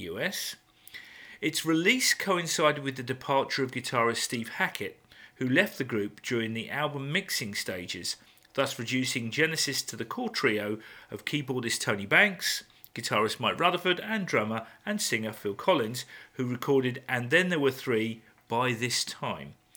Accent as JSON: {"language": "English", "region": "England", "country": "United Kingdom", "said": "we English"}